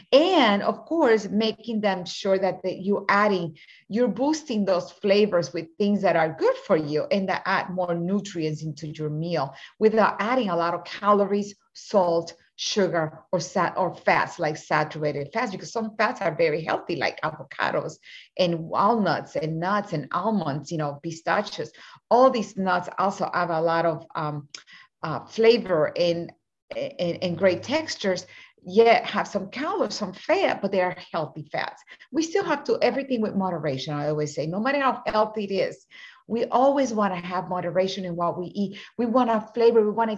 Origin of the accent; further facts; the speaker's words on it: Mexico; also born or lived in Puerto Rico; As a Latina woman, I was born in Puerto Rico and raised in Mexico when my parents were missionaries